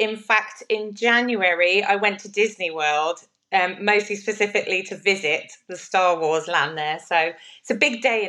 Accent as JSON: {"language": "English", "region": "Western Australia", "country": "Australia", "said": "somebody from WA."}